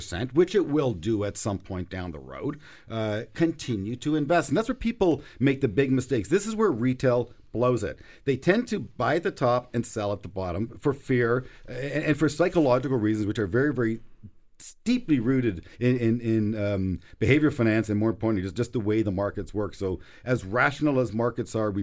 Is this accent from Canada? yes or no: yes; Toronto, Ontario, Canada; the neighborhood where I grew up with in Toronto